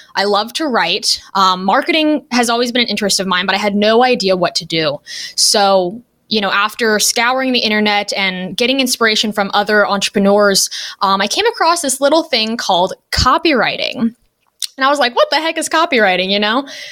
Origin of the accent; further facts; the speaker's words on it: Los Angeles, California, United States; moved away as an adult; now in Ohio, United States; I am from Los Angeles originally, but I now live in a small town in Ohio